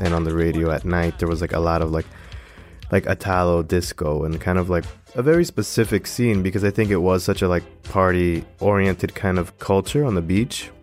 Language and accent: English; Miami, Florida, United States; I was born in Florida